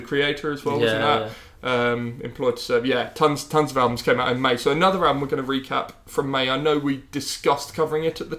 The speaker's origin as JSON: {"language": "English", "town": "Horsham", "region": "South East England", "country": "United Kingdom", "tie": "born or raised there", "said": "Brighton is not far from my hometown in Horsham in West Sussex."}